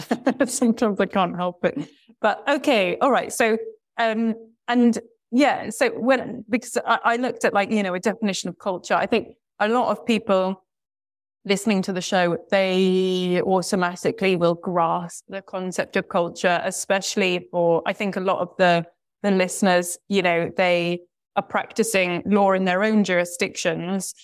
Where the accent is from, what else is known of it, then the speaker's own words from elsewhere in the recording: United Kingdom; also born or lived in Brazil; speaking as a, as a British person